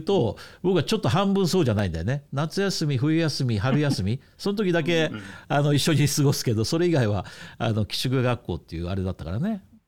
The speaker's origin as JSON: {"language": "Japanese", "country": "Japan", "moved": "as an adult", "lives_now": "Hong Kong", "said": "お母さんは香港人お父さんは日本人っていうね、まあ、私"}